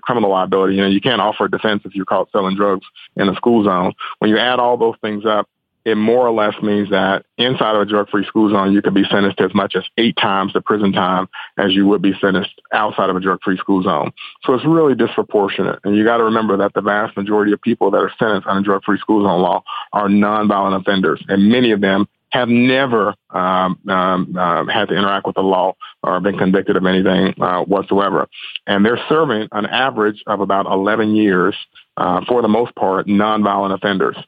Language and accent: English; Memphis, Tennessee, United States; I'm from Memphis, born and raised here, been in Memphis my entire life.